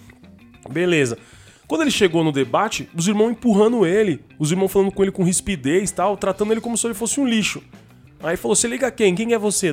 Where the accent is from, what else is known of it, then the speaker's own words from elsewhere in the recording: Brazil; Eu sou da Tiradentes, sou da periferia